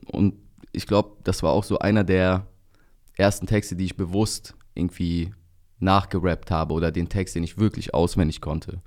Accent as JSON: {"language": "German", "town": "Bergneustadt", "region": "North Rhine-Westphalia", "country": "Germany", "tie": "born or raised there", "said": "da wo ich herkomme, aus Bergneustadt, Grüße gehen raus an die Heimat, 51702. Ähm, da bin ich halt überwiegend unter türkischsprachigen Leuten aufgewachsen"}